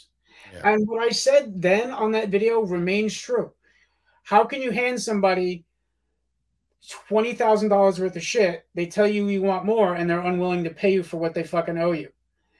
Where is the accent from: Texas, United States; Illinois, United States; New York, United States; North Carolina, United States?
New York, United States; Yonkers; accent: Yonkers; even from when I had my terrible Yonkers accent in that freaking ….